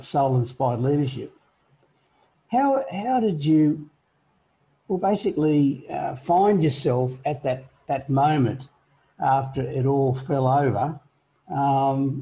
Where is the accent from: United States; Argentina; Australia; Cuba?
Australia; as an Australian